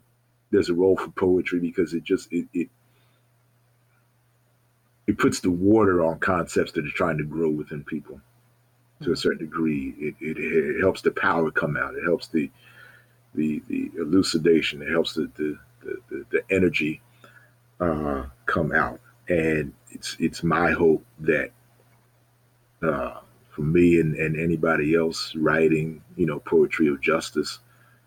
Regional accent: Baltimore, Maryland, United States; moved away as an adult; also born or lived in Ohio / Connecticut; anytime I was back home from Ohio or Connecticut, I would be there. And when I moved back to Maryland in 2012

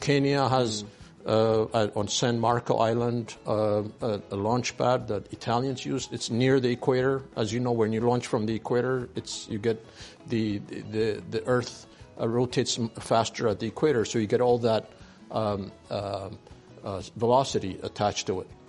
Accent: Ethiopia; moved away as an adult; also born or lived in France; I was born in Ethiopia. I went to a French school, uh, local

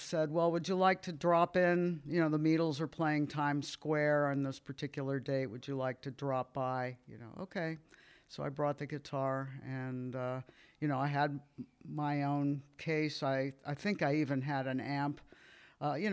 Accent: Miami, St. Petersburg, Florida, United States; we moved from Miami to St. Petersburg

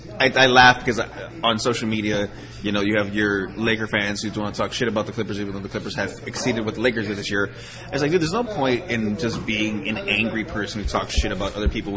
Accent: Cleveland, Ohio, United States; moved away; I'm originally from Cleveland.

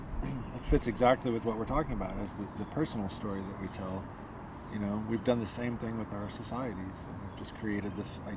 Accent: United States; being an American

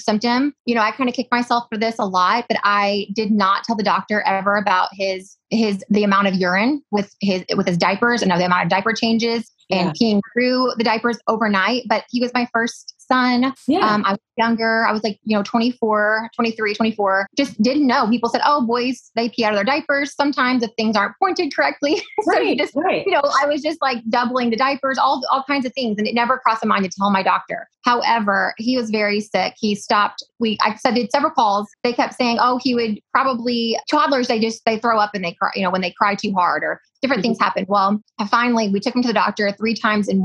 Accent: Missouri, United States; I'm calling in from Orion, Missouri

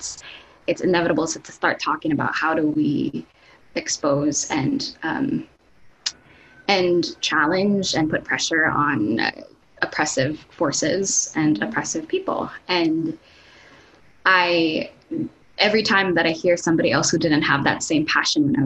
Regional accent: Los Baños, Calabarzon, Philippines; first language Tagalog; English is a second language; moved away as an adult; now in United States; I grew up in a town called Las Bañas, Laguna, and Laguna is south from Manila

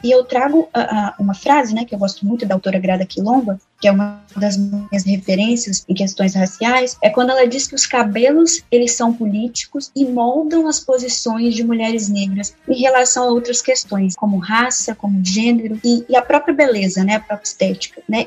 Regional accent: Espírito Santo, Brazil; eu sou estudante de História pela Universidade Federal do Espírito Santo, capixaba

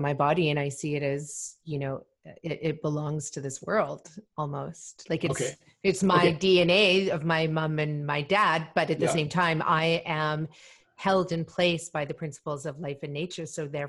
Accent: Malawi; I was born in Malawi

